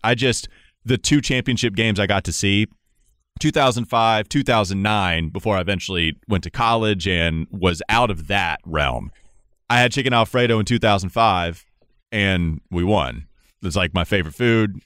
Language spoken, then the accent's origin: English; North Carolina, United States; growing up in North Carolina, once I moved down here